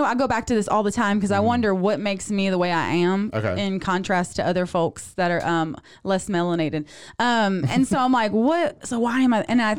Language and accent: English; South Louisiana, United States; now in Waco, United States; I'm from South Louisiana.